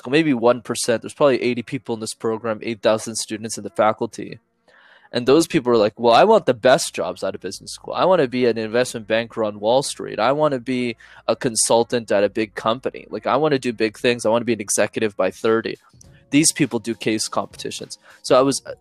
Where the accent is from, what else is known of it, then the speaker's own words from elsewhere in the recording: Montreal, Quebec, Canada; I'm from Montreal